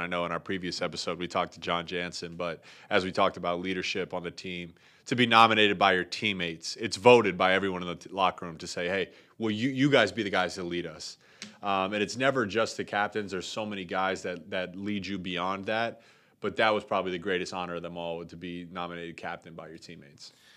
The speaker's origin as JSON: {"language": "English", "town": "Pickerington", "region": "Ohio", "country": "United States", "tie": "born or raised there", "also_born_or_lived": "Columbus, Ohio / Michigan", "moved": "as an adult", "said": "I grew up in Columbus, Ohio. I grew up in a small town called Pickerington, fifteen minutes from Ohio State's campus."}